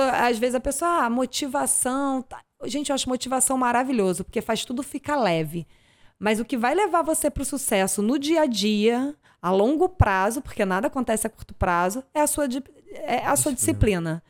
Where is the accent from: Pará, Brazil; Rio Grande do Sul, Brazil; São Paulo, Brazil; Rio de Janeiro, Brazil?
Rio de Janeiro, Brazil; Niterói; also born or lived in Arraial do Cabo; eu sou de Niterói